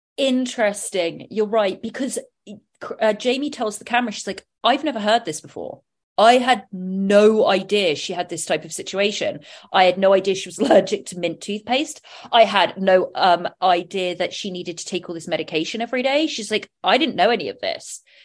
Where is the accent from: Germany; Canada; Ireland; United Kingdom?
United Kingdom; England; I'm English